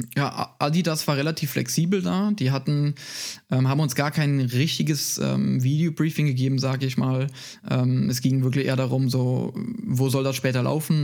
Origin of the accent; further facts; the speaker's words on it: Moselle area near Koblenz, Rhineland-Palatinate, Germany; moved away as an adult; now in Munich, Germany; ich komme aus, äh, aus, aus Rheinland-Pfalz von der Mosel, äh, also nicht so weit weg von, äh, von Koblenz